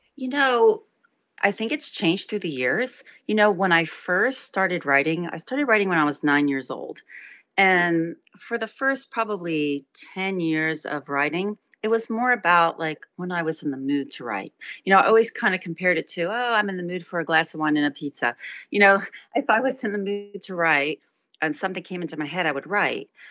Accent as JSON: {"language": "English", "town": "Trenton", "region": "New Jersey", "country": "United States", "tie": "born or raised there", "said": "I was raised in Trenton, New Jersey"}